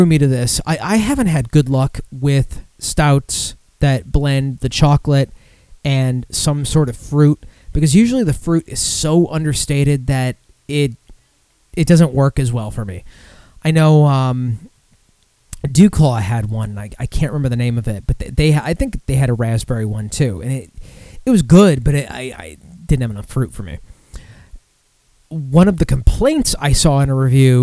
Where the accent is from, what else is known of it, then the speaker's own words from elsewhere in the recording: Michigan, United States; moved away; Michigan. You know, my home state